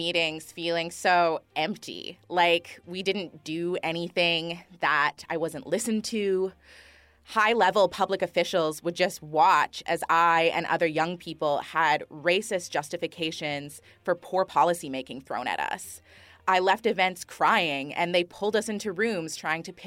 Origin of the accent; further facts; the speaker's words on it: Thunder Bay, Ontario, Canada; also born or lived in Eabametoong First Nation; grew up on the coast of Gichigamig in a city called Thunder Bay